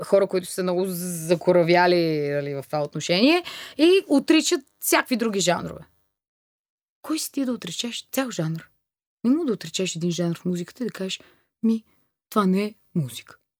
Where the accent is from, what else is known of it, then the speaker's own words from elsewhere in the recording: Bulgaria; also born or lived in Germany / Thailand; Аз идвам от България